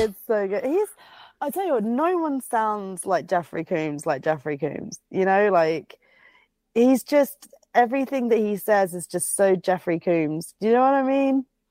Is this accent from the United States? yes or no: no; United Kingdom; I'm fucking British